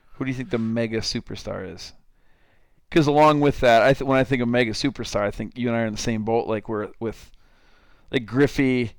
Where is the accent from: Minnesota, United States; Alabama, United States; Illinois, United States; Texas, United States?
Minnesota, United States; Lake Crystal; I grew up in Lake Crystal, Minnesota, town of about 2,000 people.